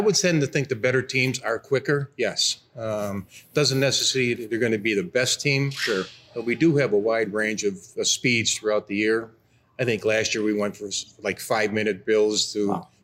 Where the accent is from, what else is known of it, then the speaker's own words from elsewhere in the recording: Rochester, New York, United States; I'm from Rochester, New York